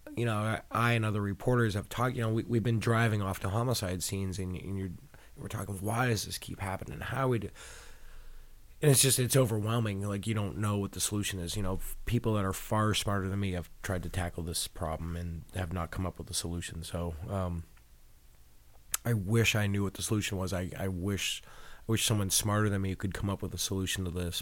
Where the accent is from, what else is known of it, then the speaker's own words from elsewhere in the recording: Boston, Massachusetts, United States; I grew up in Boston